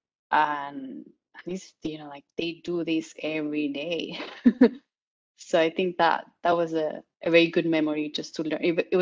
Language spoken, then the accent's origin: English; Guatemala; moved away as an adult; also born or lived in Barcelona, Spain; I'm from Guatemala, but I did my master's and PhD in Barcelona